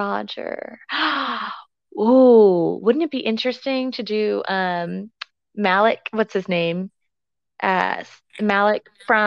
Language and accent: English; Central Texas, United States; accent: country; Listen, I grew up in Central Texas.